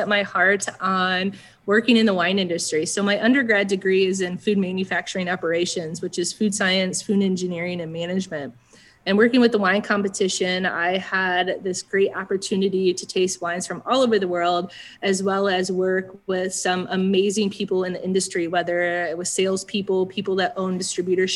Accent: Lafayette, Indiana, United States; moved away; also born or lived in Bloomington, Illinois / North Canton, Ohio / Michigan; we landed in Lafayette, Indiana. So that's where I grew up the majority of my life

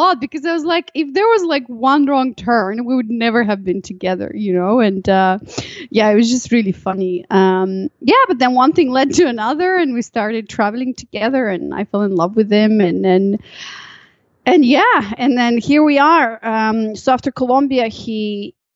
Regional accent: Chisinau, Moldova; moved away; also born or lived in Malaysia; I'm from a country called Moldova

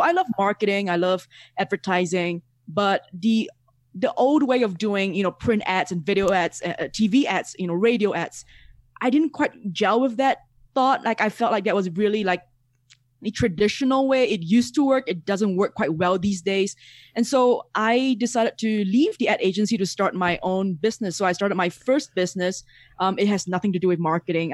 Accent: Singapore; moved away as an adult; now in Mexico; I'm originally from Singapore

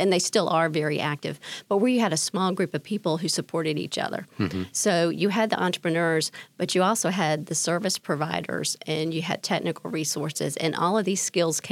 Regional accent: Winston-Salem, North Carolina, United States; also born or lived in Raleigh; I grew up in Winston-Salem in an entrepreneurial family

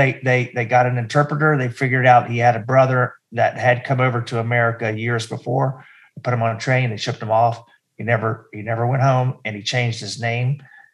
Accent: North Carolina, United States; moved away as an adult; also born or lived in Richmond, Virginia; I grew up in North Carolina and then after college, I moved to Richmond

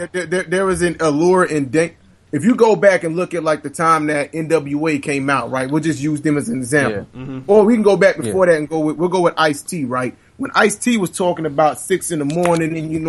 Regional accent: the South, United States; I'm from the South, but I was raised military, so I grew up.

